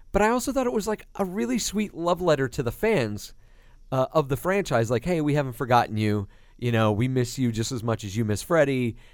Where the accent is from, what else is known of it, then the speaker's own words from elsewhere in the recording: New York, United States; moved away; being a kid growing up in New York